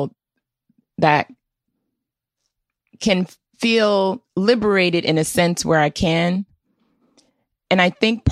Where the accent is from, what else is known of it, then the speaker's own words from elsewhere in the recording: Washington, District of Columbia, United States; I grew up in Washington, D.C.